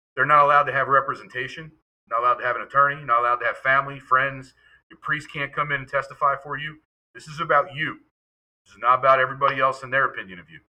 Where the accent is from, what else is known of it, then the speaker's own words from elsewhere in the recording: York, Pennsylvania, United States; in my hometown in York